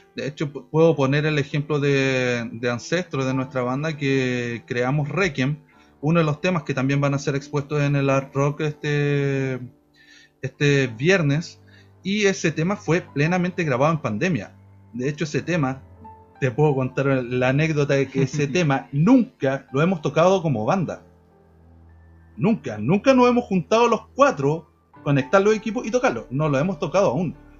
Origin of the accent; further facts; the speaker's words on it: Chillán, Ñuble, Chile; el 70% de la banda eh, somos de acá de Chian